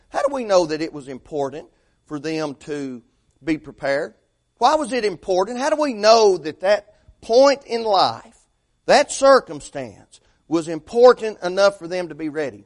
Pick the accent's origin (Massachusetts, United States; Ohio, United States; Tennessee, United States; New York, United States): Tennessee, United States; Fentress County; moved away; A fellow that I graduated high school with became sheriff up my hometown, Fentress County